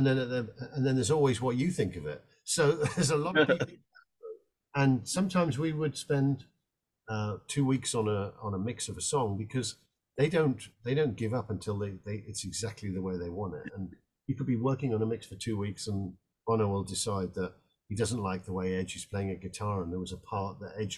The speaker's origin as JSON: {"language": "English", "region": "Scotland", "country": "United Kingdom", "lives_now": "Texas, United States", "said": "I'm from Scotland."}